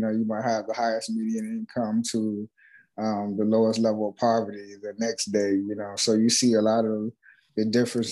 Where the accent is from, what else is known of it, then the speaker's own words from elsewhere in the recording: Tennessee, United States; also born or lived in Chicago, Illinois / Memphis, Tennessee; I was born in Chicago, Illinois, West Side. Grew up there till I was like 9, and then we moved to Tennessee, where my mom's from